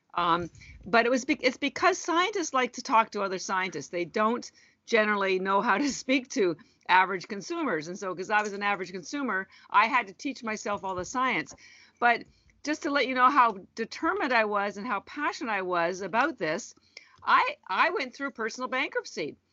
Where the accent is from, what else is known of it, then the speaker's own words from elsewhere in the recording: Canada; also born or lived in Vancouver, Canada; now in Boston, United States; I'm Canadian and originally and, and have lived in Vancouver